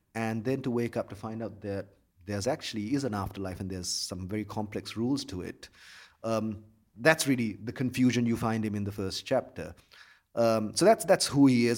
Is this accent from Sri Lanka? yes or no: yes; Colombo, Western Province, Sri Lanka; I grew up in Colombo